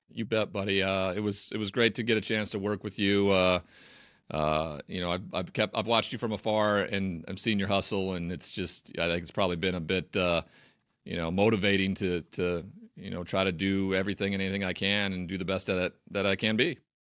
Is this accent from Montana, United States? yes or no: yes; Montana, United States; moved away as an adult; also born or lived in Los Angeles; now in Connecticut, United States; I never used public transit growing up in Montana